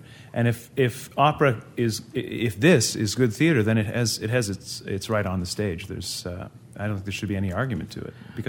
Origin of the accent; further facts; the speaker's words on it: Canada; first language English; I'm a Canadian in Ottawa.